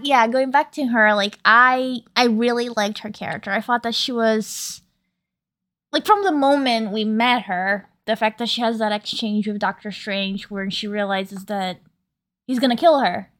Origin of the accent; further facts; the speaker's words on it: New York, United States; a New Yorker